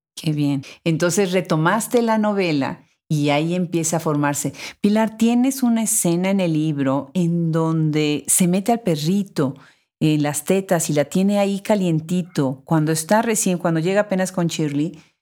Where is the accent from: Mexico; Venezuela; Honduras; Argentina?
Mexico; Puebla; en Puebla, mi ciudad natal en México